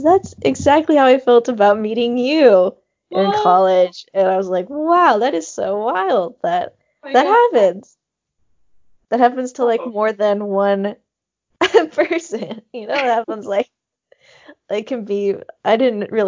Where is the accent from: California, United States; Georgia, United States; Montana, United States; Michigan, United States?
Montana, United States; I'm from Montana.